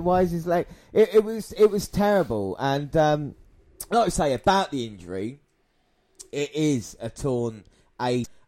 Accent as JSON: {"language": "English", "region": "England", "country": "United Kingdom", "said": "us as British wrestling fans, English fans"}